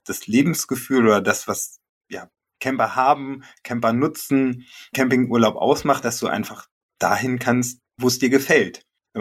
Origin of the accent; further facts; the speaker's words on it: Germany; now in Porta Westfalica, Germany; Gebürtig komme ich aus dem Harz